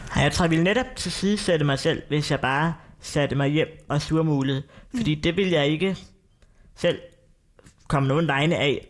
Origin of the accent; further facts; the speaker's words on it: North Zealand, Capital Region of Denmark, Denmark; Nordsjælland, hvor jeg er fra